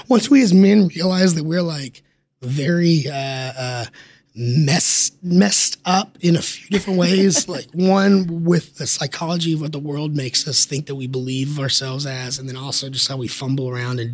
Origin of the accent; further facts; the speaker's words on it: Texas, United States; I'm from Texas